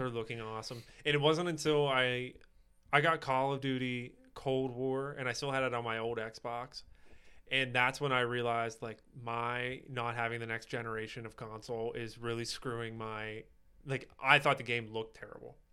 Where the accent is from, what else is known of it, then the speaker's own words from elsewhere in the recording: Pittsburgh, Pennsylvania, United States; I'm from Pittsburgh